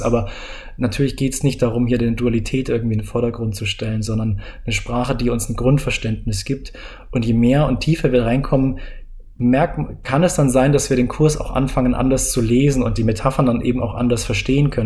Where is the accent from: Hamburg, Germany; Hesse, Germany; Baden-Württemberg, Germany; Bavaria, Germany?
Bavaria, Germany; moved away; Ich bin ja aus Bayern raus und ich, ach, dieses bayerische Mir ist an mir